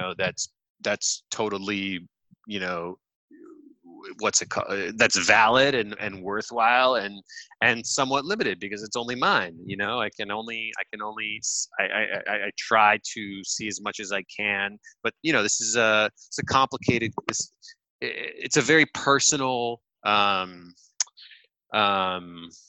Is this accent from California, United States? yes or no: yes; Los Angeles, California, United States; I am born and raised in Los Angeles.